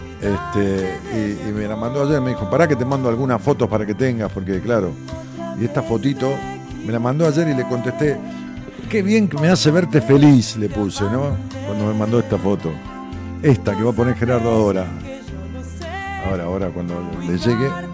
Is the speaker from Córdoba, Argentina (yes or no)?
no; Ramos Mejía, Buenos Aires Province, Argentina; mi pueblo, en Ramos